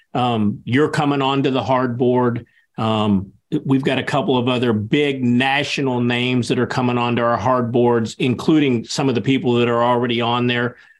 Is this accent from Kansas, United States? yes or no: yes; Kansas, United States; my home state of Kansas because it is my home state